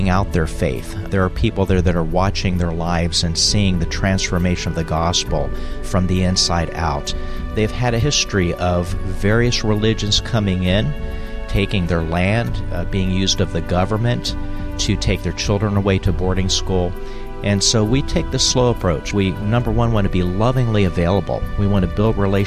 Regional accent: United States; I grew up on the Indian reservation in Navajo country

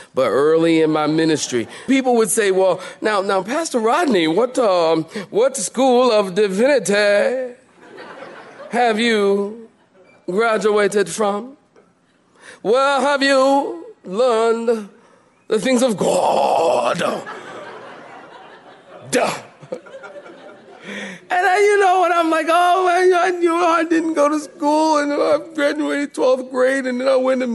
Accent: Philadelphia, Pennsylvania, United States; I grew up in that world. I'm from Philadelphia

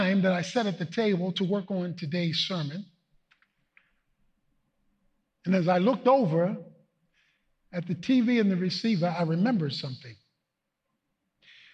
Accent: Baltimore, Maryland, United States; moved away; Baltimore, my hometown

